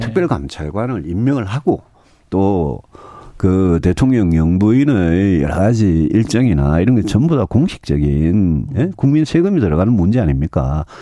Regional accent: Yeongju, North Gyeongsang, South Korea; 저도 뭐 고향이 경북 영주고

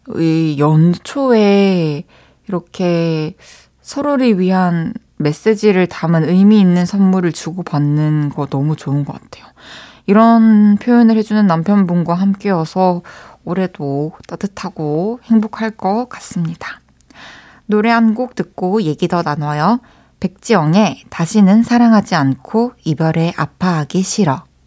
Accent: Masan, South Gyeongsang, South Korea; moved away; 저 초등학교 때 마산에서 살았을 때

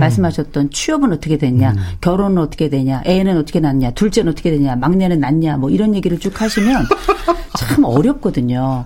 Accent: Gangwon, South Korea; 강원도 출신

